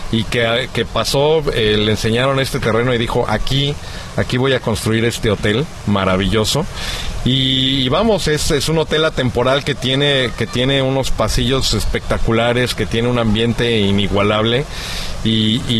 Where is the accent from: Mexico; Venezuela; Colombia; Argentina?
Mexico; Mexico City; now in Acapulco, Mexico; Yo soy chilango, pero